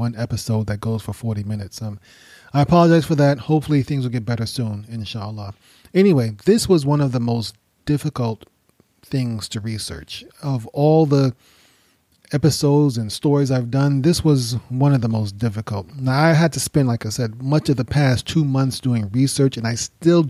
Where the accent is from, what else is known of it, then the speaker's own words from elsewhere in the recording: United States; I am an American, born and raised in the United States